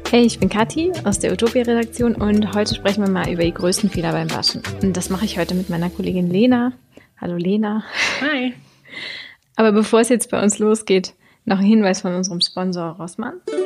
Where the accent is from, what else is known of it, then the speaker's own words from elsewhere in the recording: Germany; bei uns in Deutschland